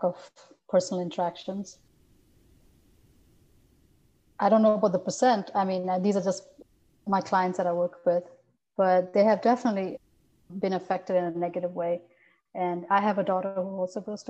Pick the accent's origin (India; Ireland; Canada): India; moved away as an adult; now in United States; since I'm from India, your parents expect you to do better, go to higher education.